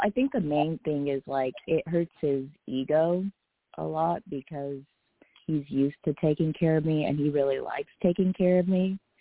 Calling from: Bay Area, California, United States; I'm calling from the Bay Area

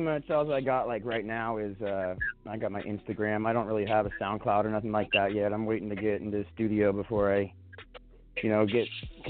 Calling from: Sandpoint, Idaho, United States; Yo, I'm calling from Sandpoint, Idaho.

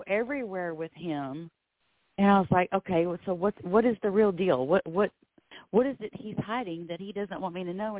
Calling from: Florida, United States; I'm calling from Florida.

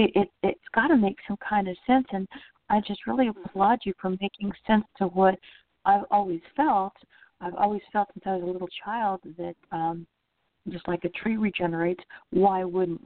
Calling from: Orlando, Florida, United States; I'm calling from Orlando, Florida.

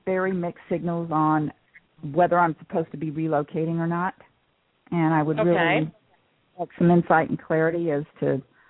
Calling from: Georgia, United States; I'm calling from Georgia.

